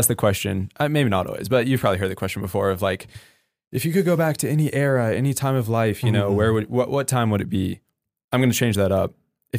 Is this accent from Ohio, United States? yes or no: no; Spokane, Washington, United States; So I'm from Spokane.